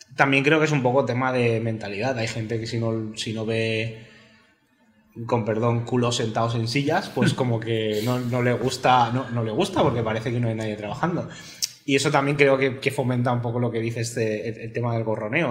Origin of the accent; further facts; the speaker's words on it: Spain; also born or lived in Barcelona / Galicia; El español soy yo.